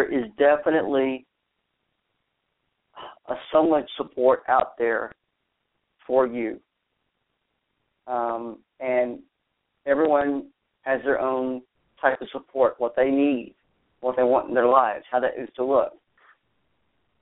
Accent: Texas, United States; moved away as an adult; also born or lived in Arizona; I've relocated back to my home state, if you will. Well, it's my home state of Texas, and nestled in the Texas Hill Country

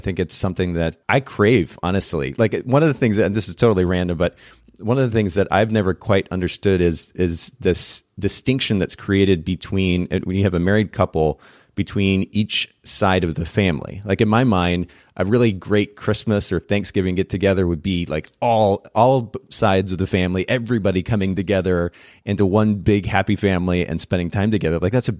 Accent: Japan; Many of our listeners know I grew up in Japan, spent about 10 years there.

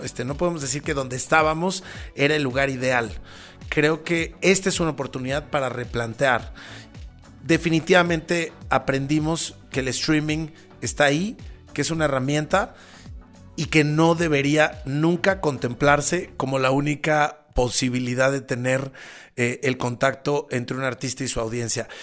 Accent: Mexico; en mi país, ¿no? En México

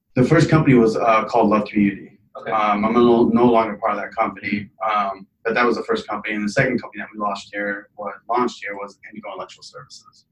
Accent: Lincoln, Nebraska, United States; also born or lived in Iraq; I'm originally from Iraq. Came to Lincoln, Nebraska when I was seven. Raised here.

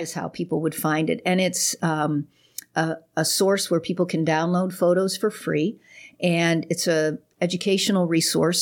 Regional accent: Pittsburgh, Pennsylvania, United States; also born or lived in Chicago; now in Houston, United States; I was born in Pittsburgh. We've only lived in Houston about six months.

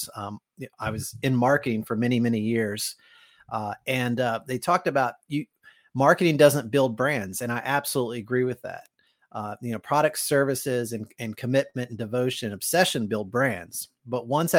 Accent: Kentucky, United States; moved away; I'm from Kentucky originally, and mm-hmm. was living in Kentucky

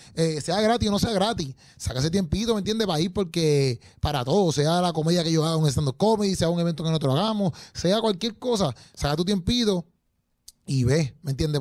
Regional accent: Puerto Rico; nosotros, ¿verdad? Como puertorriqueños

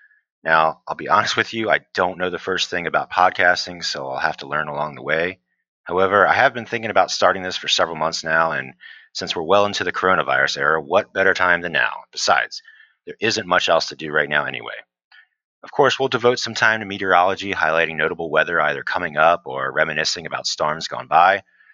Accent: Eastern Shore of Maryland, United States; I'm a meteorologist from the Eastern Shore of Maryland.

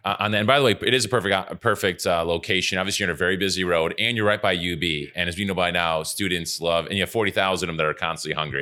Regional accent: Buffalo, New York, United States; We're from Buffalo

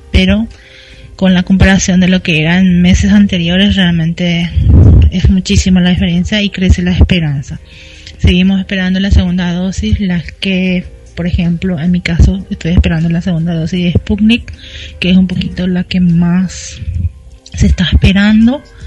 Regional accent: Paraguay; also born or lived in Asunción; acá en mi país

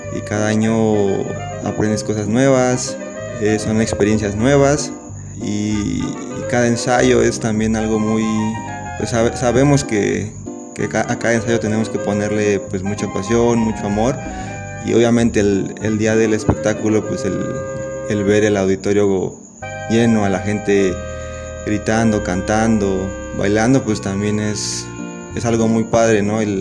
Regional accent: San Sebastián Etla, Oaxaca, Mexico; soy de San Sebastián, Etla, Oaxaca

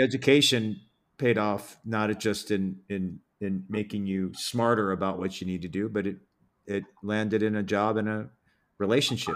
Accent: Detroit, Michigan, United States; moved away; I grew up in Detroit

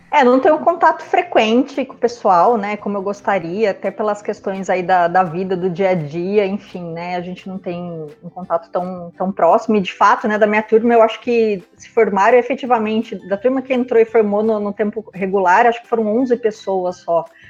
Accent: Sorocaba, São Paulo, Brazil; moved away as an adult; also born or lived in Ribeirão Preto; Sorocaba, que é a minha cidade natal

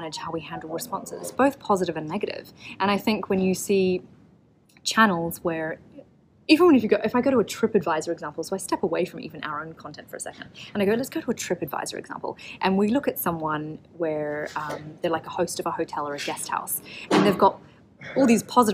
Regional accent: Auckland, New Zealand; moved away; I'm from Auckland in New Zealand originally

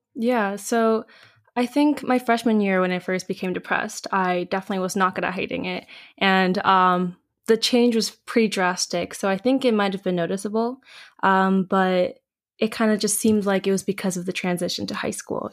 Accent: United States; I'm Korean American

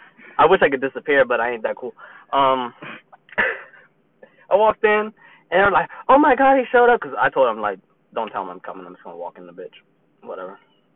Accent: Brooklyn, New York, United States; This is no, New York. Brooklyn.

